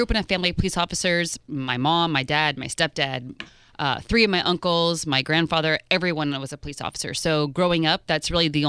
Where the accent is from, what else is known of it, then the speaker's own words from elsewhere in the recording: Fort Lauderdale, Florida, United States; moved away as an adult; also born or lived in Los Angeles, California; I grew up in Fort Lauderdale.